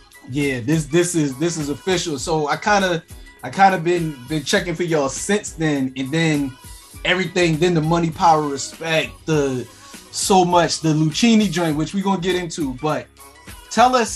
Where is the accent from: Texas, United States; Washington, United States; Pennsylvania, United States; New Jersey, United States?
Pennsylvania, United States; Philadelphia; I am from Philadelphia